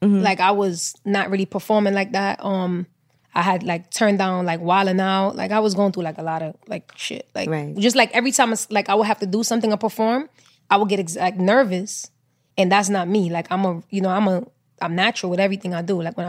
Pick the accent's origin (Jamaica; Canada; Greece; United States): Jamaica; as me being Jamaican